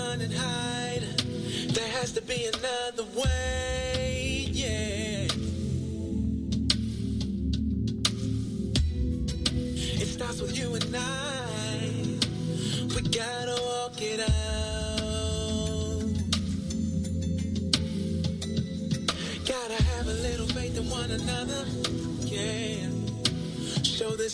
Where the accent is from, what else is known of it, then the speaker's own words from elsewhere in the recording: Washington, District of Columbia, United States; when they come from my hometown, that's a plus plus